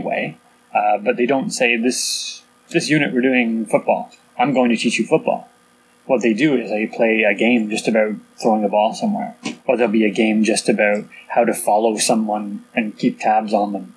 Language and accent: English; Canada; born or raised there; also born or lived in England